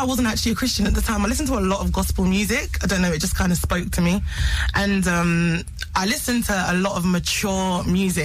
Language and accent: English; London, United Kingdom; I'm a singer from Camberwell, South East London.